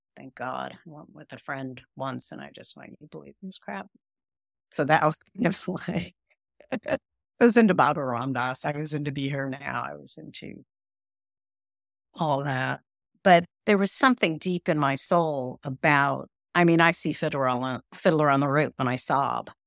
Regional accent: Houston, Texas, United States; I was born in Houston, Texas, on an Air Force base

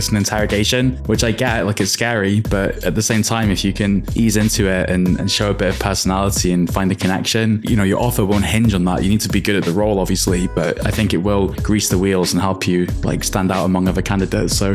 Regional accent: United Kingdom; as a Brit, I totally get that.

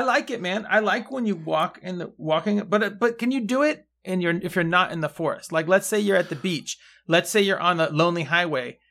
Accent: Mendocino County, California, United States; I'm from Mendocino County

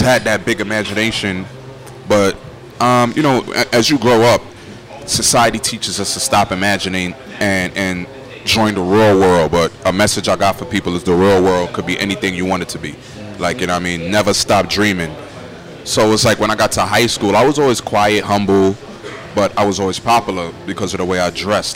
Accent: New York City, New York, United States; that little boy growing up in Crown Heights

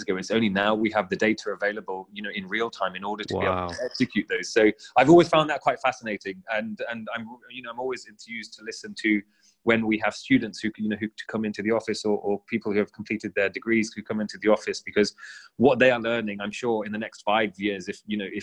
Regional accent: United Kingdom; I'm British-born Sikh

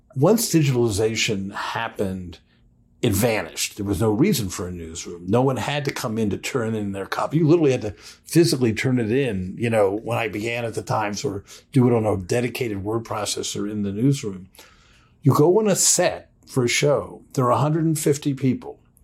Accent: Washington, District of Columbia, United States; I grew up in Washington, D C, around politicians

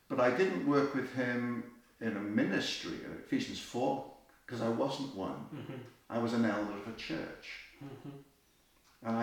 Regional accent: Wales, United Kingdom; we're both from Wales

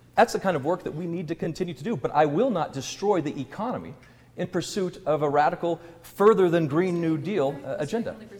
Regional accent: Colorado, United States; Just a few miles down the road from us, Weld County relies on those jobs. My hometown relies on those jobs

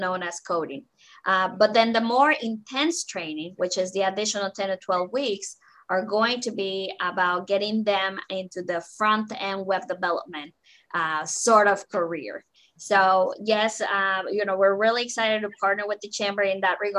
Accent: Mexico; English is a second language; now in Council Bluffs, United States; I was born and raised in Mexico.

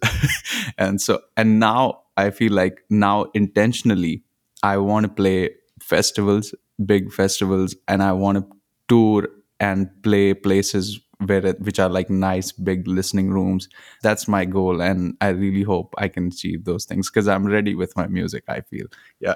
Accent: Punjab, India; moved away; also born or lived in Nigeria / Zimbabwe; I grew up in India, in Punjab, but I've also lived in different places. I've also lived in Nigeria, Zimbabwe, and mostly grew up in Punjab

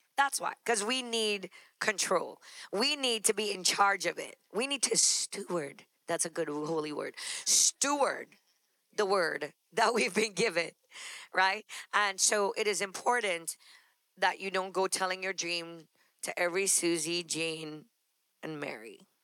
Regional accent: Trinidad & Tobago; moved away as an adult; also born or lived in Texas; now in New York, United States; We're finally in a place in an immigrant country because we come from Trinidad

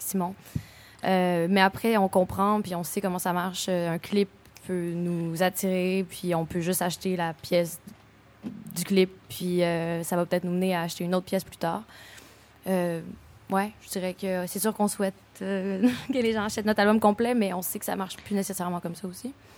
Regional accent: Montreal, Quebec, Canada; also born or lived in Boucherville; moi, je viens de Montréal, né à Boucherville. J'ai déménagé avec ma mère, euh, pour le secondaire à onze ans

